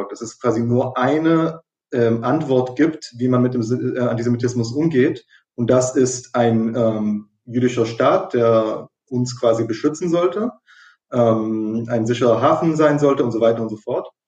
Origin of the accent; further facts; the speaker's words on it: Israel; ich bin ja in, in, in Israel aufgewachsen, äh, komplett.